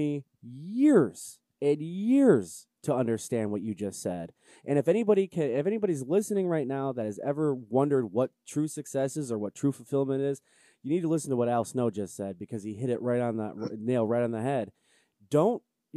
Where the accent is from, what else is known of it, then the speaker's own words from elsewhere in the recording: Cleveland, Ohio, United States; I'm from Cleveland